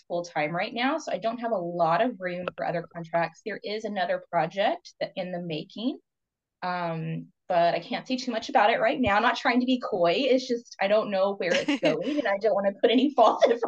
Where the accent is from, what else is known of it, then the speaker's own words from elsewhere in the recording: Kentucky, United States; moved away as an adult; also born or lived in Vancouver area, Canada; now in Vancouver, Canada; I'm Appalachian from Kentucky.